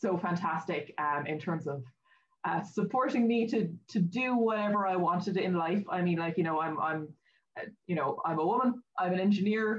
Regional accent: Kanturk, Munster, Ireland; also born or lived in Dublin; I was actually born in Dublin and lived there for a while as a child. But yeah, I'm from Kanturk in North Cork

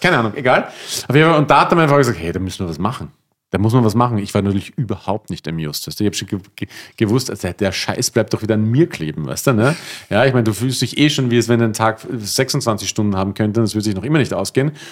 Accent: Austria; moved away; bei uns in Österreich

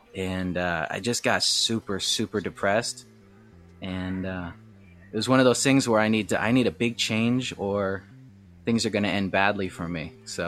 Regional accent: Michigan, United States; also born or lived in Eastern Seaboard; now in Mokpo, South Korea; I'm from America. I grew up in Michigan and all over the Eastern Seaboard.

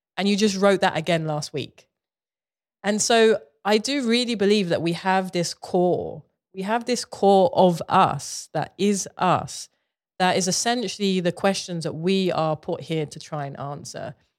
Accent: London, United Kingdom; moved away; I grew up in Southeast London, you know, uh, in the eighties

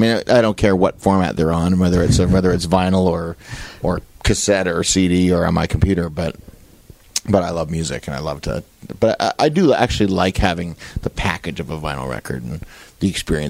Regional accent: Toronto, Ontario, Canada; I grew up in a school where I was like the only Jewish kid I knew. I grew up in Scarborough, which was pretty white bread back then. Very kind of Wayne's World white bread Scarborough.

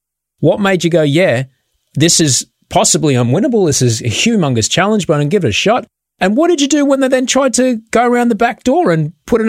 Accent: Queensland, Australia; I grew up in Queensland

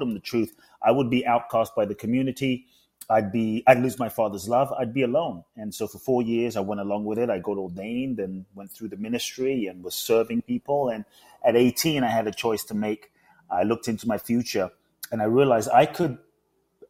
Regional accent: London, United Kingdom; also born or lived in Ghana; now in United States; I was born in Ghana, West Africa. My father's from Ghana. My mother's Japanese. I grew up in London. I live in the US

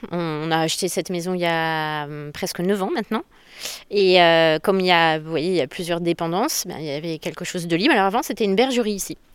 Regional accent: Montluçon, Auvergne-Rhône-Alpes, France; De Montluçon.

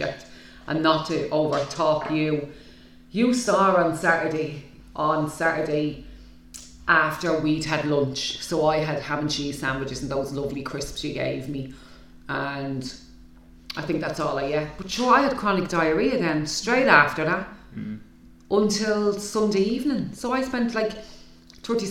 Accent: Ireland; us as Irish people

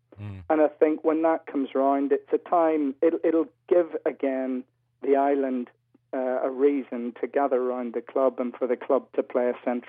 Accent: Belfast, Northern Ireland, United Kingdom; moved away as an adult; now in Leeds, United Kingdom; I was moving away from Belfast. I was looking for work. An opportunity came for a job in Leeds and in Newcastle.

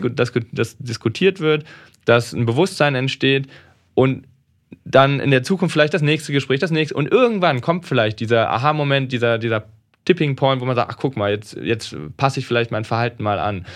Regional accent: Rhineland, Germany; Ich komme aus dem Rheinland

